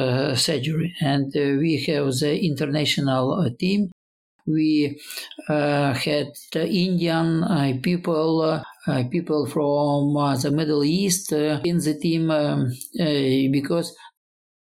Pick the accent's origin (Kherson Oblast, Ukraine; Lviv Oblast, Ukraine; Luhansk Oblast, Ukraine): Lviv Oblast, Ukraine; Lviv; moved away as an adult; also born or lived in Sydney, Australia; now in Kyiv, Ukraine; I was born to the west, Lviv. It is in western Ukraine